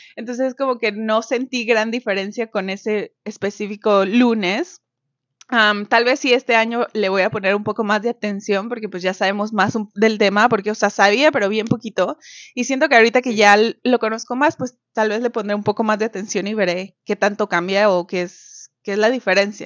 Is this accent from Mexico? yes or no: yes; Mexico; now in Canada; una mexicana viviendo en Canadá.